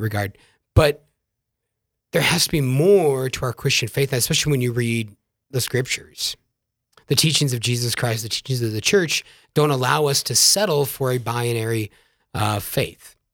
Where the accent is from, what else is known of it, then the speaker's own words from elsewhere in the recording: Yankton, South Dakota, United States; I'm virgin from South Dakota, from the town of Yankton. My widowed mom still lives there. Uh, great domestic church in which I was growing up